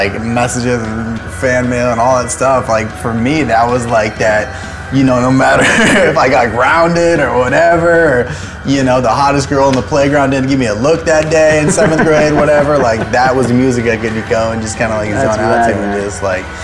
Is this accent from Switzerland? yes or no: no; Camarillo, California, United States; I like growing up in Camarillo. It was just like a pretty casual town.